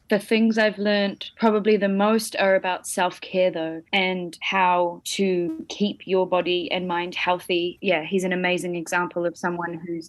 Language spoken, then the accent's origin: English; Tauranga, Bay of Plenty, New Zealand; I grew up in Tauranga.